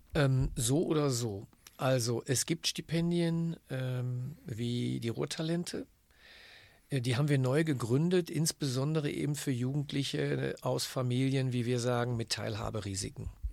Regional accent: Germany; bei uns in Deutschland

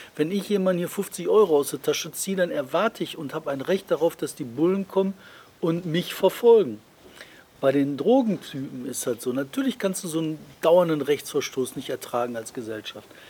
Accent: Bottrop, North Rhine-Westphalia, Germany; bei uns in Bottrop

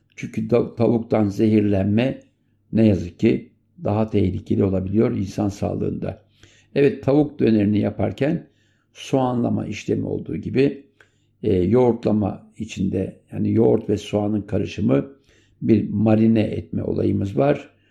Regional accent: Turkey; moved away; also born or lived in France; bizim ana vatandan Avrupa'ya giden e, emekçi kardeşlerimize borçluyuz.

